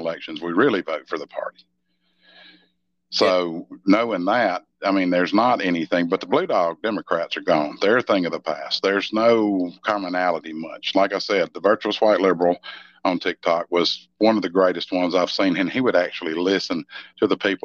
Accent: Mississippi, United States; When I was a kid growing up in Mississippi

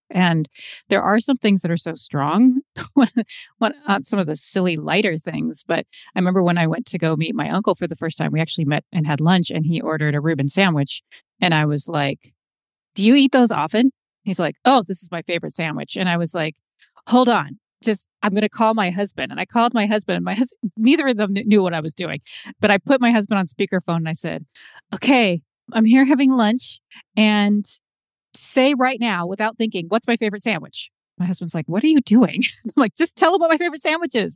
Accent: Seattle, Washington, United States; I was born in Seattle

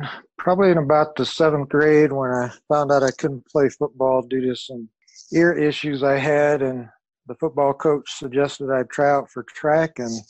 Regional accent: San Antonio, Texas, United States; also born or lived in Austin; Originally born in Austin, Texas, grew up in San Antonio, and was also a military brat.

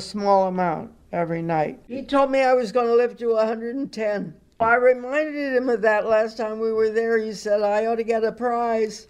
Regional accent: Cleveland, Ohio, United States; now in Rye, United States; I was born in Cleveland, Ohio, in nineteen ten.

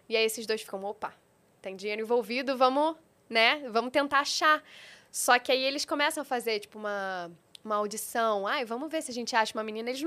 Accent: Rio de Janeiro, Brazil; accent: carioca; eu sou do Rio, então eu tenho o meu sotaque, né? O meu sotaque chiado, que agora eu acho que, não sei, eu tenho a impressão de que tá diminuindo, mas é, é puxado.

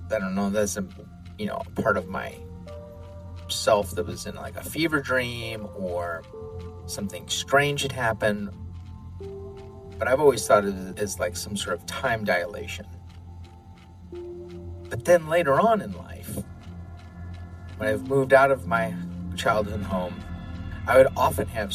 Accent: Midwest, United States; Growing up in the Midwest

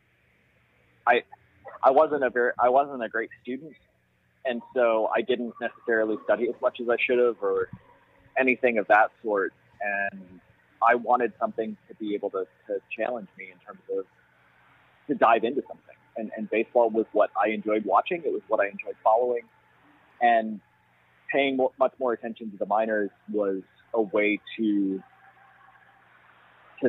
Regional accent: Madison, Wisconsin, United States; I grew up in Madison

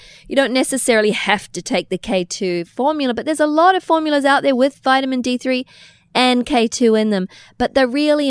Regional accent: New Zealand; also born or lived in Australia; now in United States; Now, we grew up in New Zealand and Australia where it's culture.

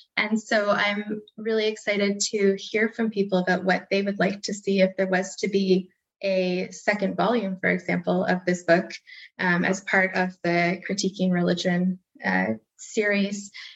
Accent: Canada; we're all Canadian

